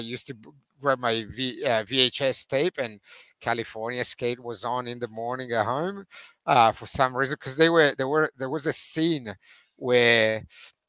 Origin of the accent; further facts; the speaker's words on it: Veneto, Italy; English is a second language; moved away; being Italian, growing up in Italy